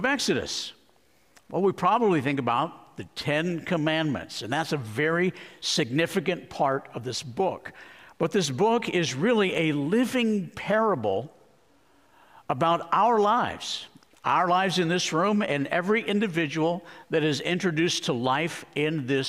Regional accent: Arizona, United States; moved away; I grew up in Arizona.

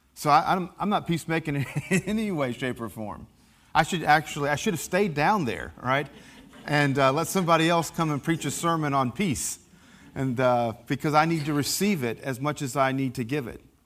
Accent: Appalachia, United States; accent: Appalachian; I'm an Appalachian American

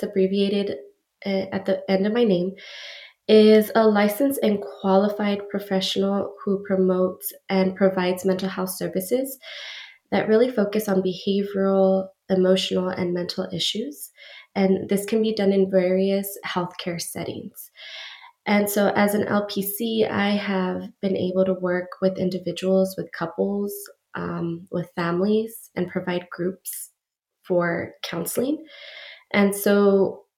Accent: El Paso, Texas, United States; moved away as an adult; now in San Antonio, United States; I am originally from El Paso, Texas, and recently relocated out here to San Antonio

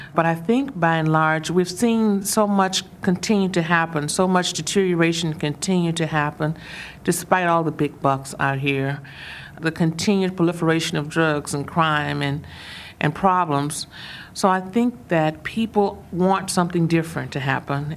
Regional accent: Mississippi, United States; I'm from the South, I'm from Mississippi

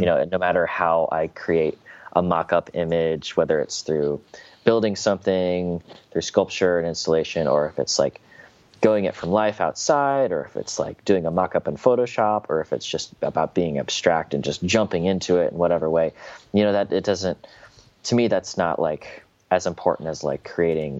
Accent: Indianapolis, Indiana, United States; I'm from Indianapolis, sort of like uh, it's it's not rural by any means, but I'm sort of on the outskirts of the city a little bit

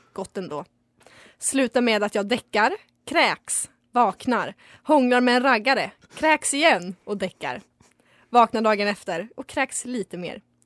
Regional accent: Västerås, Västmanland, Sweden; also born or lived in Falun / Stockholm; jag var från Västerås

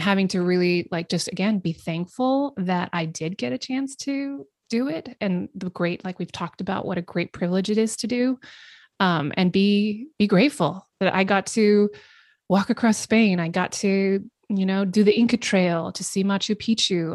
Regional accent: the Northwest, Pacific Northwest, United States; I grew up in the Northwest

